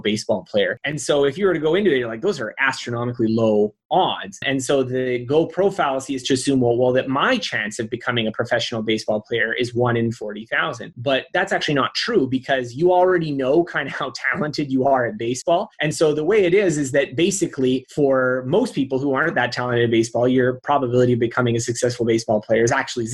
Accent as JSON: {"language": "English", "country": "Canada", "tie": "born or raised there", "said": "I was born in Canada"}